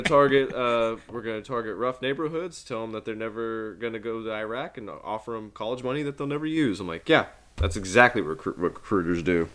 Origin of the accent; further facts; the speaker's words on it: Midwest, United States; being a Midwesterner